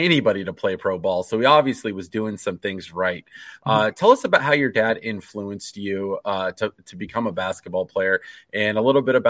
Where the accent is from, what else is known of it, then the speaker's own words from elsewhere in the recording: Des Moines, Iowa, United States; I grew up in Des Moines